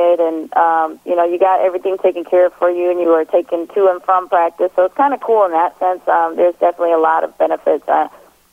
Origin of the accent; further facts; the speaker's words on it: Milwaukee, Wisconsin, United States; now in Colorado, United States; people that I grew up with in Milwaukee